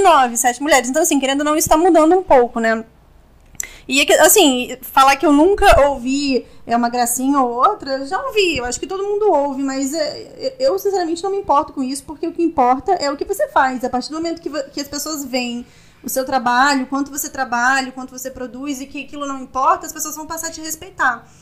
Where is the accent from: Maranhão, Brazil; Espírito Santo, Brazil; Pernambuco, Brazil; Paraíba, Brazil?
Espírito Santo, Brazil; Vitória; moved away as an adult; now in Rio de Janeiro, Brazil; eu sou de Vitória, né, Espírito Santo, e eu pretendo voltar para lá, sim